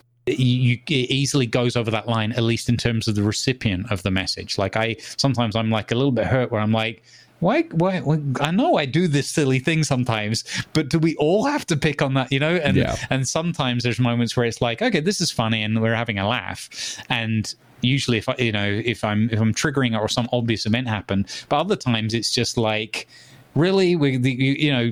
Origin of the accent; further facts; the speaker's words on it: United Kingdom; Growing up in Britain